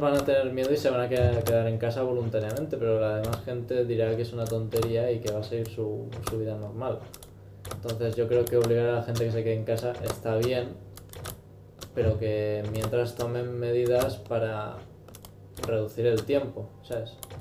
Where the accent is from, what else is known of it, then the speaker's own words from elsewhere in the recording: Spain; somos unos confiados los de España aquí plan, que ¿qué, Somos españoles